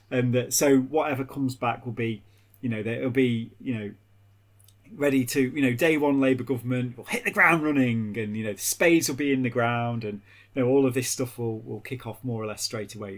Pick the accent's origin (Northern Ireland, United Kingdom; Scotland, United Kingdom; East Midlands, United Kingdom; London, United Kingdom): East Midlands, United Kingdom; Derby; when I was a kid growing up in Derby